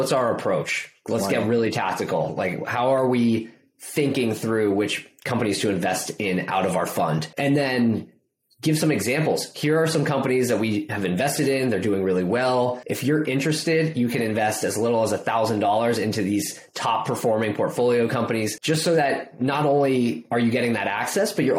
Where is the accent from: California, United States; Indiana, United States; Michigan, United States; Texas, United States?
California, United States; Bay Area; I grew up in the Bay Area